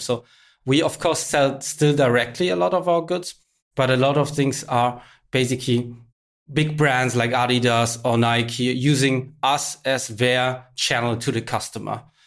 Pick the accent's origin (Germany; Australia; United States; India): Germany; also born or lived in Berlin; somebody from Germany